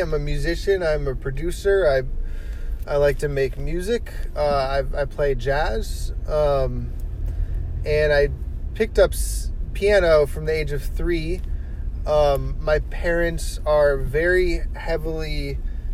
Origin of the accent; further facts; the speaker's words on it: Los Angeles, California, United States; also born or lived in Berkeley / New York; at seventh grade, we moved from Los Angeles to Berkeley